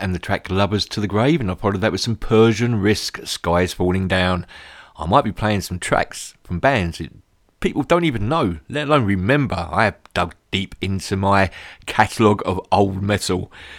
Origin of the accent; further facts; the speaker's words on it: London, United Kingdom; I'm talking London. I'm a Londoner, I can't help it.